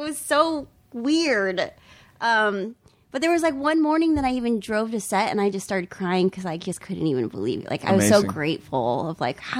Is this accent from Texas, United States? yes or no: no; San Jose, California, United States; I was born in San Jose.